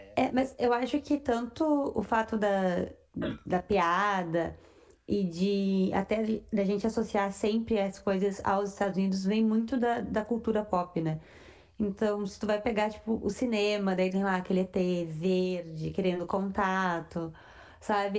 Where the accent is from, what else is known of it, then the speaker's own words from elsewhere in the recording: Rio Grande do Sul, Brazil; somos gaúchos